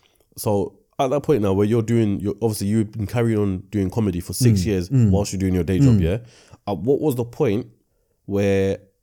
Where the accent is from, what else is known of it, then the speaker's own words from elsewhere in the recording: Pakistan; Still didn't tell my family, because I'm Pakistani at the end of the day. Regardless how old we get as Pakistanis, our dads, our mums are always going to say something about our career choices.